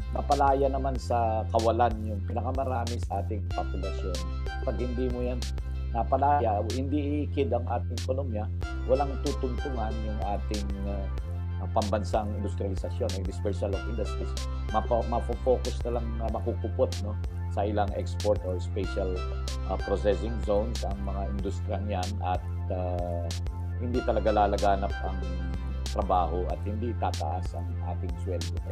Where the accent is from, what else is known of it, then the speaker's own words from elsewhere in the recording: Cagayan Valley, Philippines; I'm from Cagayan Valley. Ang father ko ay from Isabela. Ang mother ko ay from uh, Cagayan.